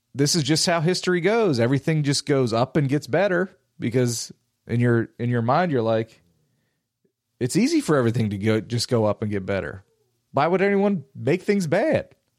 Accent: United States; being an American

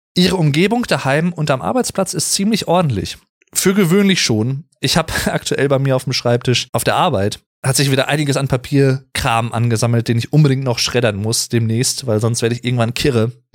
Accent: Sauerland, North Rhine-Westphalia, Germany; Ich komme ja aus dem Sauerland, ich bin gebürtiger Sauerländer

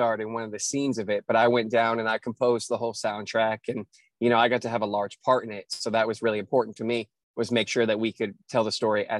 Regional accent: the North, United States; now in Nashville, United States; So that's always an interesting story to explain to people when I'm from the North, but, you know, have been in Nashville for 7 years.

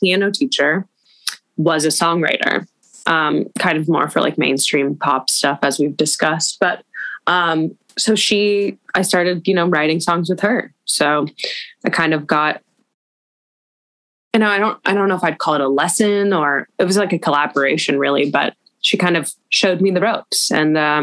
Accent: Los Angeles, California, United States; growing up in Los Angeles

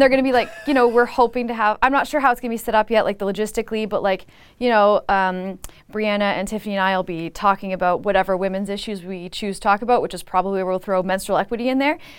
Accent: Niagara, Ontario, Canada; I'm from Niagara

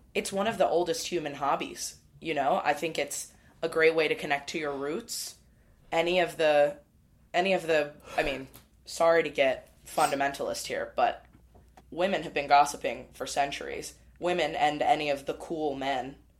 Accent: Midwest, United States; I'm a Midwesterner as well

